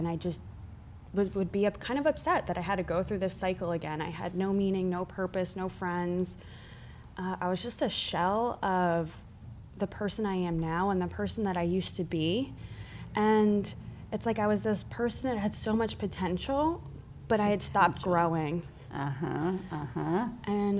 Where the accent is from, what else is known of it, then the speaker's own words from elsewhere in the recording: Northern New Jersey, United States; moved away as an adult; also born or lived in Miami; I grew up in New Jersey.